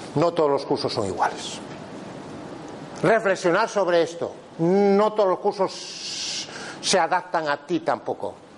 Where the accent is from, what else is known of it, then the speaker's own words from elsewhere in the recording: Pontevedra, Galicia, Spain; yo soy de Pontevedra